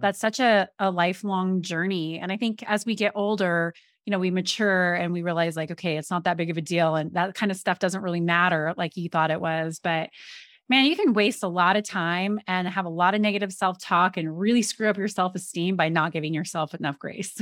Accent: Colorado, United States; I grew up in Colorado, was playing in Colorado.

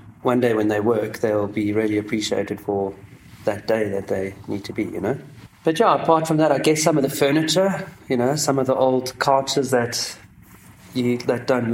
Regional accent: Grahamstown, Eastern Cape, South Africa; moved away; I come from Grahamstown in the Eastern Cape, so it's quite an arty town.

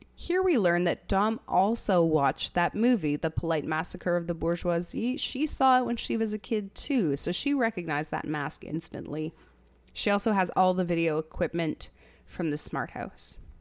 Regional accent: Canada; as a Canadian

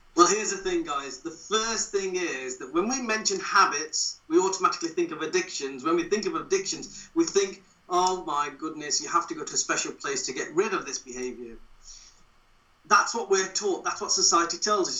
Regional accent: Wolverhampton, West Midlands, United Kingdom; moved away as an adult; now in Derbyshire, United Kingdom; I was born and bred in Wolverhampton, but I've always lived in Derbyshire because that's where I moved to when I joined the police service

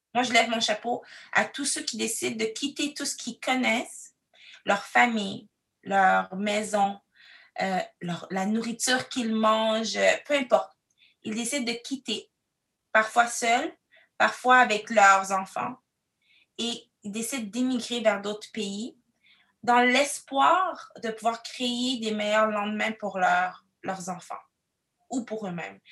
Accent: Quebec City, Quebec, Canada; also born or lived in Cameroon; now in Ottawa, Canada; Je suis arrivée au Canada, euh, plus précisément à Québec, la ville de Québec. Je suis arrivée, j'avais trois ans

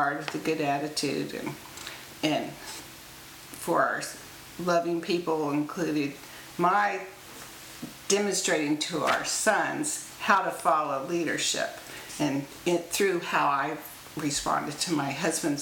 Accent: Florida, United States; I grew up in Florida, and my dad was an engineer for NASA at the Space Center

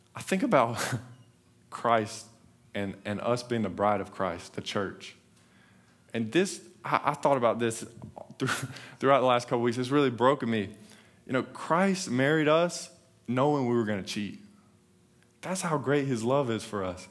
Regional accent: North Carolina, United States; moved away as an adult; now in Texas, United States; we're, we're from North Carolina

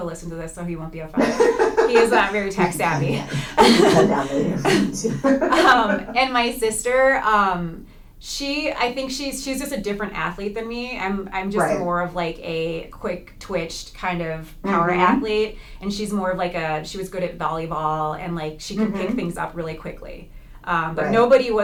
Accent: St. Louis Park, Minnesota, United States; But I grew up in St. Louis Park, Minnesota

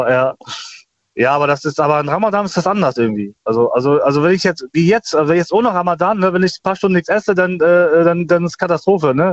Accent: Germany; also ich bin ja Deutscher, mhm. äh, das kann man auch auf deutsche Sprache

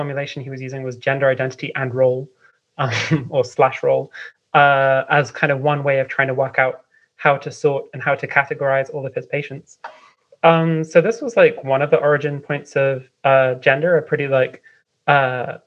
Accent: London, United Kingdom; moved away as an adult; now in Vienna, Austria; I'm from London

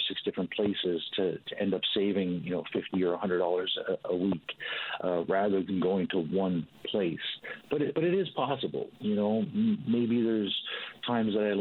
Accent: Newfoundland and Labrador, Canada; also born or lived in St. John's; now in British Columbia, Canada; growing up in Newfoundland

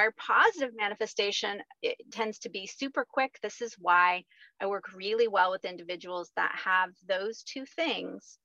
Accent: rural Missouri, United States; now in Bixby, United States; I grew up on a farm in rural Missouri, so still Midwest.

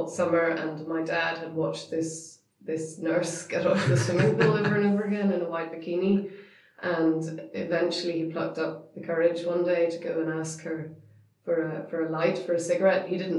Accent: Northern Ireland, United Kingdom; we're so Northern Irish

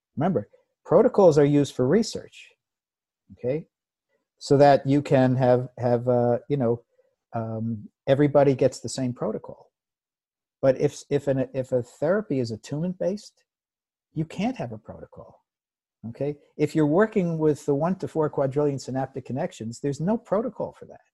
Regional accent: United States; I grew up in the United States in the 50s and 60s

